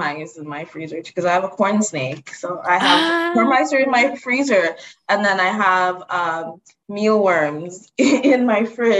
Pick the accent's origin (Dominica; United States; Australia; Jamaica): Dominica; I'm from the Commonwealth of Dominica. That's not Dominican Republic. It's a completely different island.